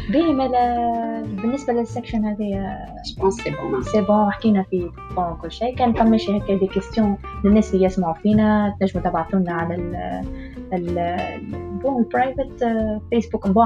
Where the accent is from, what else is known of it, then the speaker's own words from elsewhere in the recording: Tunisia; خاطر انا راني من تونس راه بالحق؟